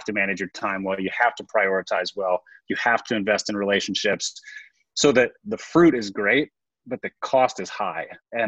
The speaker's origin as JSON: {"language": "English", "region": "Minnesota", "country": "United States", "said": "And then lastly, as a Minnesotan, you will appreciate this."}